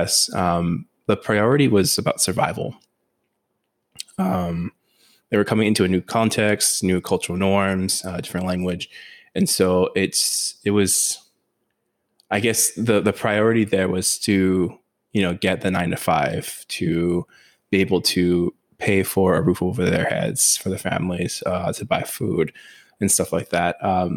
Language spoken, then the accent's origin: English; Oahu, Hawaii, United States; I was born and raised on the island of Oahu in Hawaii, which is where I currently reside now.